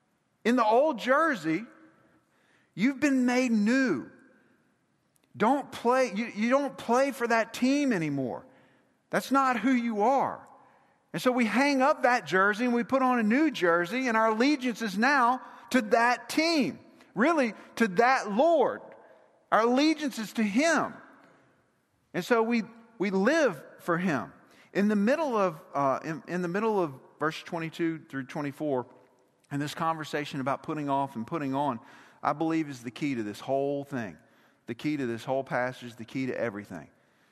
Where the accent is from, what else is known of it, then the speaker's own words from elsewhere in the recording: Mississippi, United States; Now, we're both from Mississippi, but we all know you can't be fans of both Ole Miss and Mississippi State.